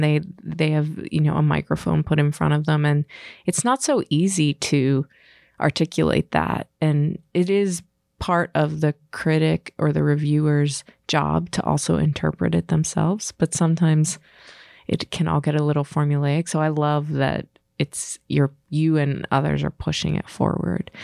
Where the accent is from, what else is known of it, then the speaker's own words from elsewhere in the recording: Pittsburgh, Pennsylvania, United States; I'm from Pittsburgh